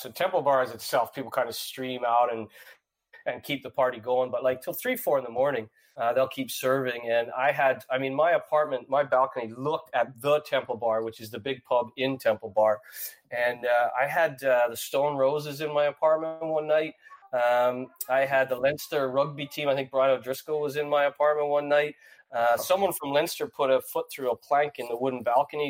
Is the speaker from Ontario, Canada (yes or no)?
no; St. John's, Newfoundland and Labrador, Canada; moved away as an adult; now in Dublin, Ireland; I grew up in St. John's, Newfoundland